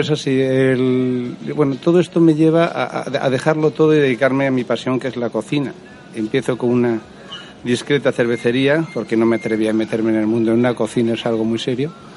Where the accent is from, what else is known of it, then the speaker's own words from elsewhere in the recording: Valencian Community, Spain; soy valenciano, eh, productor, mi familia es productora de arroz